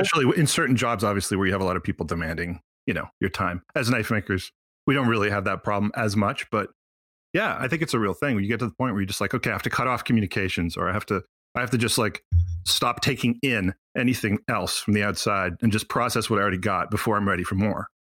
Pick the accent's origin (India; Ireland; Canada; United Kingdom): Canada; Quebec; also born or lived in Montreal